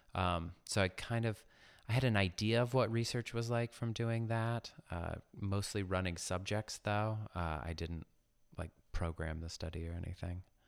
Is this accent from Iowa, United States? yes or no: yes; Ames, Iowa, United States; I was born in Ames, Iowa, just north of Des Moines